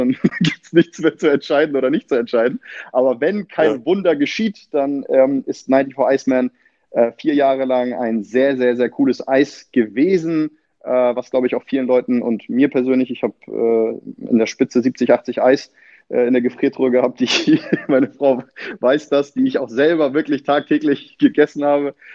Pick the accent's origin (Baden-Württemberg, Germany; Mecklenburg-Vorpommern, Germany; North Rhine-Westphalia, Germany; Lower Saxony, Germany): Lower Saxony, Germany; Achim; born there; ja, also ich bin in Achim bei Bremen geboren. Also ich zähle mich äh, nichtsdestotrotz als äh, Bremer Junge quasi